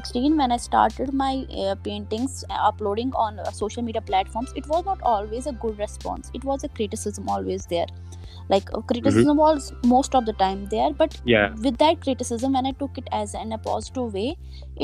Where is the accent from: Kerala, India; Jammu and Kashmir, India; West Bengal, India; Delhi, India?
Jammu and Kashmir, India; Anantnag; I am from South Kashmir